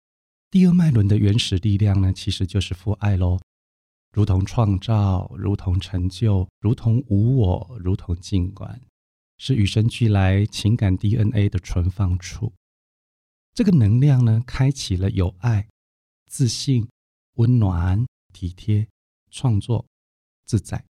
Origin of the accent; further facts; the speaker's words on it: Taiwan; 因为他是一个中医师，他的医术不只是我们台湾人，连日本人都称赞。